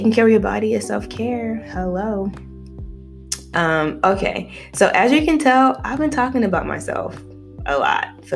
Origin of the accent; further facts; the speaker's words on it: United States; also born or lived in Nigeria; I was born in Nigeria, mostly raised here in America